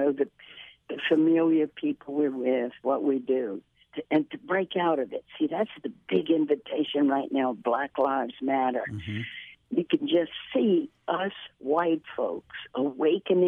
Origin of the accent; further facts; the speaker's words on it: Baton Rouge, Louisiana, United States; growing up in Baton Rouge, good mom and daddy, wonderful Catholic family